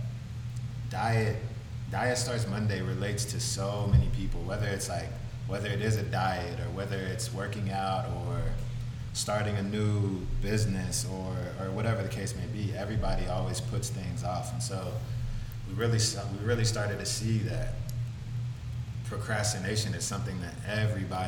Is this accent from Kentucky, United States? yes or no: yes; Madisonville, Kentucky, United States; moved away as an adult; also born or lived in Washington, District of Columbia, United States; now in Los Angeles, United States; I'm from Madisonville, Kentucky, which is southwest tip of Kentucky between Indiana and Tennessee.